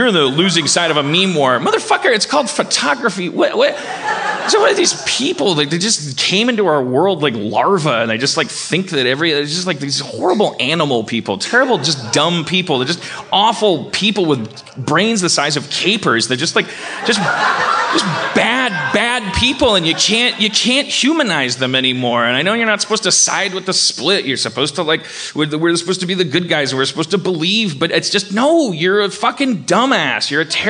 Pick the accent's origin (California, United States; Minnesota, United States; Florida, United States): California, United States; I'm just saying, I'm a Californian.